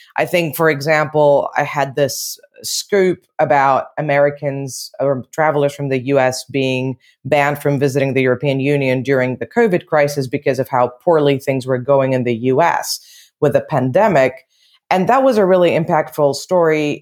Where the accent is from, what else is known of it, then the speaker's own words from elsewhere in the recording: Athens, Attica, Greece; moved away as an adult; also born or lived in United Kingdom; now in Brussels, Belgium; So I was born in Greece and I was raised in Athens